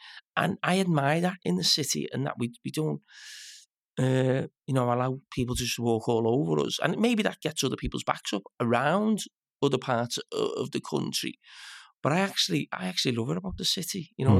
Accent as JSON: {"language": "English", "town": "Liverpool", "region": "North West England", "country": "United Kingdom", "said": "if I went abroad and someone asked me where I'm from, I wouldn't say I was from England. I'd say from Liverpool."}